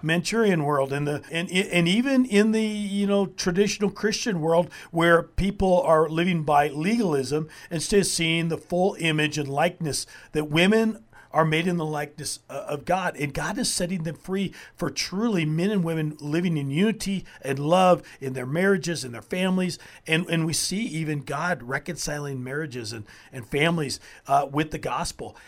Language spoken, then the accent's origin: English; United States; as American believers